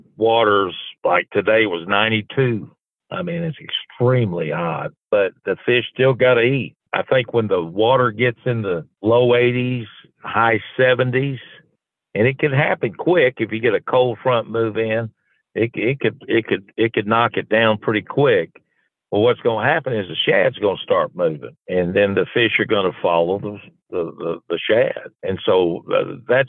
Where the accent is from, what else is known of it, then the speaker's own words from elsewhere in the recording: Columbus, Georgia, United States; Me and Jack Tibbs, the mayor, we grew up in Columbus, Georgia, went to the same high school